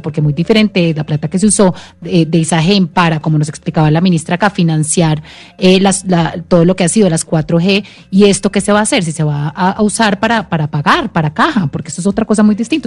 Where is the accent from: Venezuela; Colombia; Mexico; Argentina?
Colombia; como colombianos